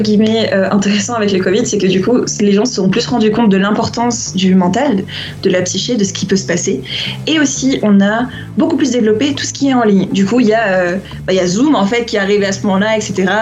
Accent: Réunion; also born or lived in Lyon / Japan; now in Guatemala; je viens d'une île

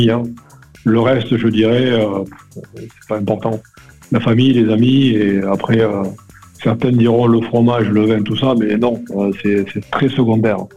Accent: Perpignan, Occitania, France; also born or lived in Paris; alors, j'ai grandi à Perpignan. Je suis né parisien, mais on n'entend pas du tout mon accent. Euh, j'ai grandi à Perpignan, au pied du Canigou.

